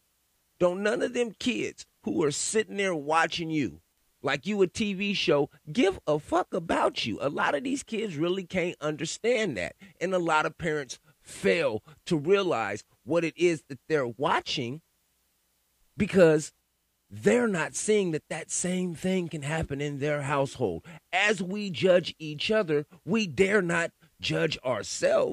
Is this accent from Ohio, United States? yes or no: no; California, United States; I grew up in California. I was a teenager during the … and … beefs